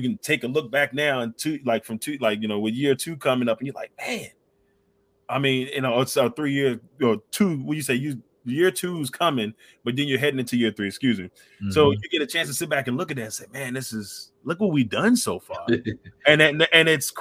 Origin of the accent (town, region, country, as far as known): Amelia County, Virginia, United States; born or raised there